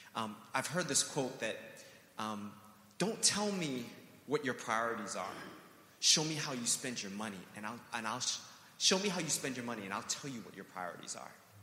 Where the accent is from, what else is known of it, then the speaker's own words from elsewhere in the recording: New York City, New York, United States; growing up on Roosevelt Island